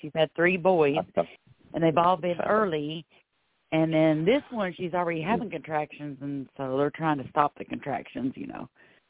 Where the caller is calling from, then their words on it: Florida, United States; I'm calling from Florida.